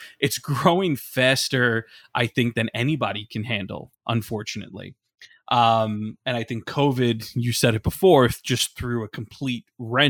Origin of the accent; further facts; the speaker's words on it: Brooklyn, New York, United States; I myself, growing up in Brooklyn, New York, like mental health was not a thing at all that was talked about.